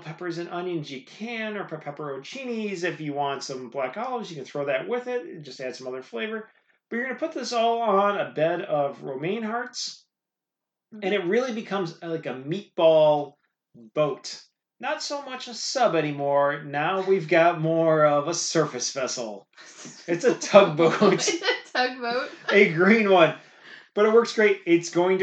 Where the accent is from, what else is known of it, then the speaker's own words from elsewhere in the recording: Midwest, United States; I grew up in the Midwest, not far from Chicago.